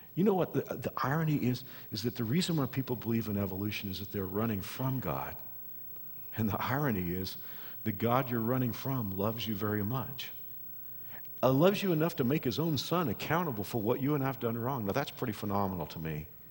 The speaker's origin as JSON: {"language": "English", "region": "Texas", "country": "United States", "said": "I'm from Texas, and we have rattlesnakes in Texas"}